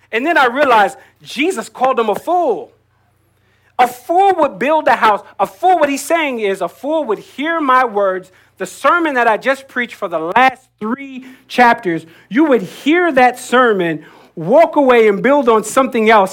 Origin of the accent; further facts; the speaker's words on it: Jersey Shore, New Jersey, United States; I grew up on the Jersey Shore